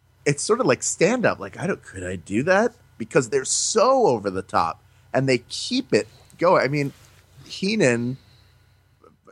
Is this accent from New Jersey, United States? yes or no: no; Philadelphia, Pennsylvania, United States; moved away as an adult; also born or lived in Central New York; now in California, United States; sports was how I stayed connected to Philadelphia. So no matter what was happening, I could follow the sports teams and still feel like connected to my hometown